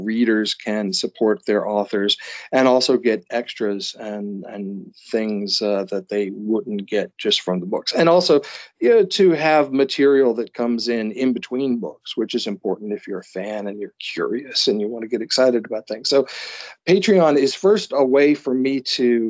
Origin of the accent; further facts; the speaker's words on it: the South, United States; also born or lived in New York; now in New England, United States; being a Southerner